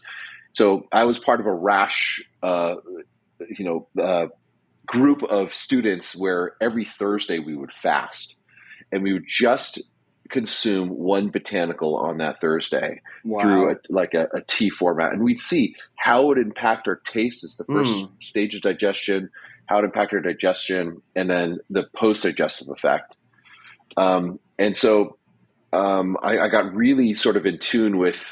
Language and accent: English; United States; I'm an American